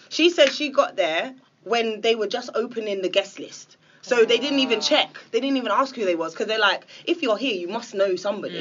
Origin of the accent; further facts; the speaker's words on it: England, United Kingdom; I'm English.